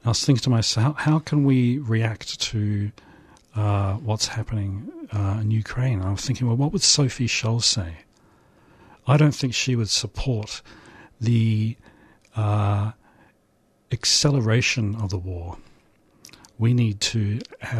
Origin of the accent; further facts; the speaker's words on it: New Zealand; I grew up in New Zealand during the anti-nuclear campaign.